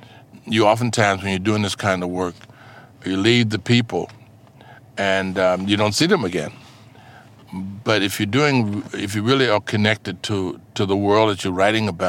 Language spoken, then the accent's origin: English; Mississippi, United States; now in New York City, United States; I come from Mississippi.